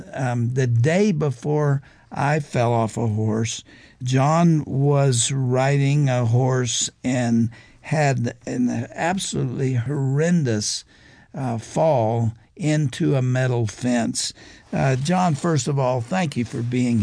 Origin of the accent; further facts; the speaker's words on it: Texas, United States; I grew up in Texas.